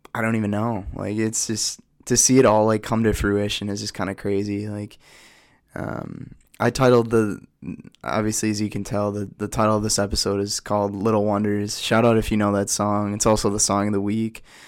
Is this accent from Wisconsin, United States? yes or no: yes; Oshkosh, Wisconsin, United States; I'm from Oshkosh, Wisconsin